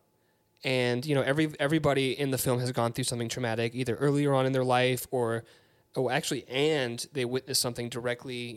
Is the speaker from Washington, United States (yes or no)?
no; Peachtree City, Georgia, United States; I grew up in Peachtree City